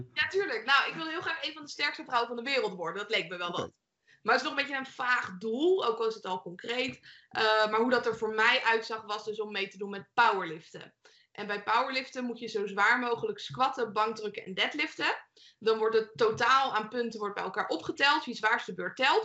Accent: Leiden, South Holland, Netherlands; ik kom zelf uit Leiden. Mijn, het huis, ik ben toevallig nu in mijn ouderlijk huis

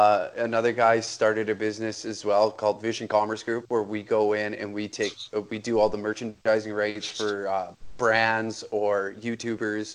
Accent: Taber, Alberta, Canada; moved away as an adult; also born or lived in Edmonton area, Alberta; now in Edmonton, Canada; I grew up in Tabor, Alberta.

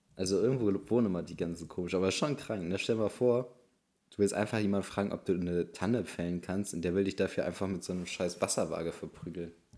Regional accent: Bremen, Germany; bei uns in Bremen

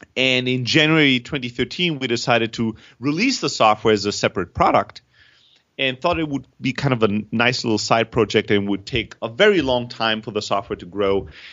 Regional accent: Germany; moved away; also born or lived in Greece; I'm originally from Greece. I grew up in Germany

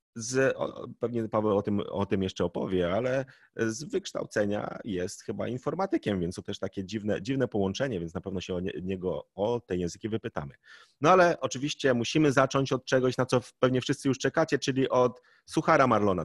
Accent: Poland

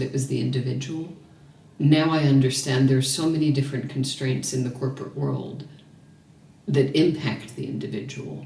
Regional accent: New York, United States; also born or lived in small town in America; now in Melbourne, Australia; I'm from New York

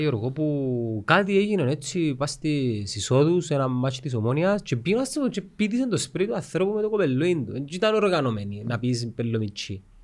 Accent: Cyprus; από Κύπρο είμαι

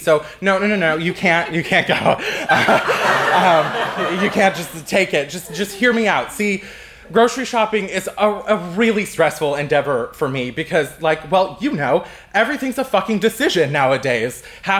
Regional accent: California, United States; because I come from California, I thought I would cue up some California barbecue

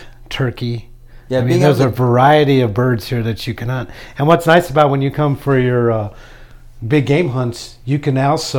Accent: Arizona, United States; I'm born and raised in Arizona

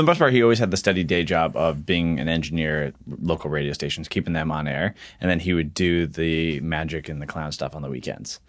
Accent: southeastern Connecticut, United States; I grew up in southeastern Connecticut, uh, near Mohegan Sun Casino, like five minutes from there

